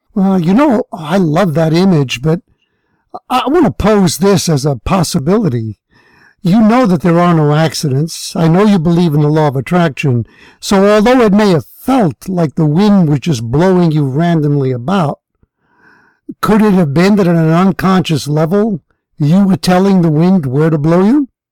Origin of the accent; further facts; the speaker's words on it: New York, United States; I grew up in New York, and I grew up there during the time that Malcolm X was alive